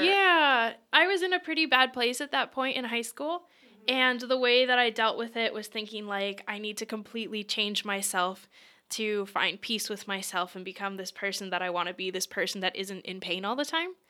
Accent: Lancaster, Pennsylvania, United States; originally, I'm from Lancaster, Pennsylvania, and I did do a bunch of things growing up

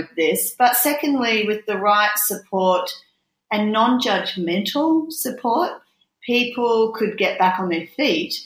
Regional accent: Brisbane, Queensland, Australia; I grew up in Brisbane

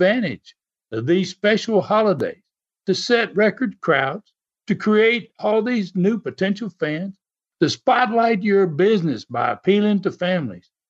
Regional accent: the South, United States; I'm from the South

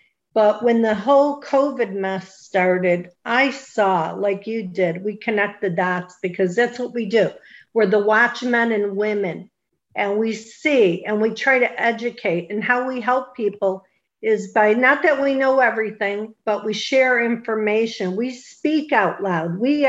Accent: Western New York, United States; moved away; I come from New York too. I'm from Western New York, and my family still lives there.

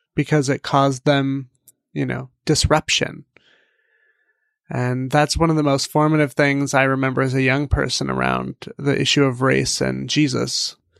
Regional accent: Central Valley, California, United States; moved away as an adult; also born or lived in Seattle; growing up in California in the Central Valley

